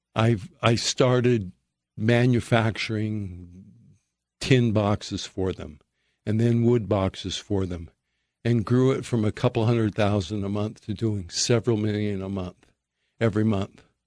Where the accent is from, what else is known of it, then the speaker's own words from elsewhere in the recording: Perry, Utah, United States; I grew up in Perry, Utah